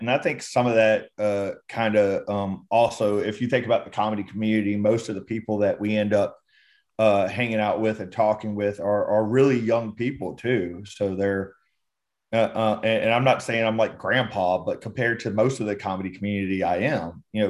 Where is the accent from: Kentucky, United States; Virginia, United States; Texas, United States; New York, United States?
Texas, United States; also born or lived in Georgia / North Carolina; So I was born in Georgia and I grew up between Texas and North Carolina.